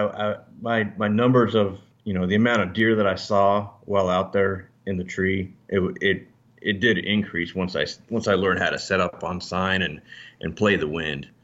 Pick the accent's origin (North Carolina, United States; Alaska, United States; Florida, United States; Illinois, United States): Alaska, United States; moved away; also born or lived in Northern Virginia; I was actually raised in Alaska